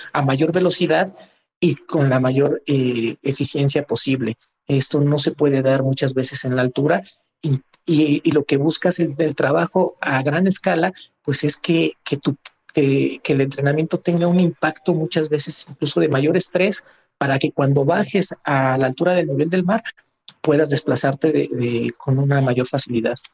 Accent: Mexico City, Mexico; Nací en, en la Ciudad de México. Soy, pues, oriundo de, de la Magdalena Contreras

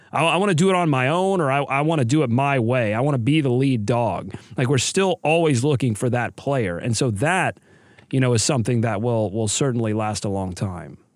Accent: Gastonia, North Carolina, United States; also born or lived in Charlotte; I was from Charlotte, really from Gastonia

